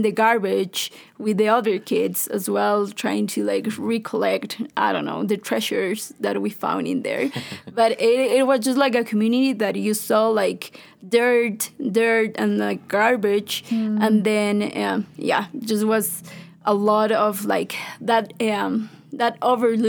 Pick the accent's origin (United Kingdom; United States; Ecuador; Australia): Ecuador; I've been growing up in Carmen Bajo.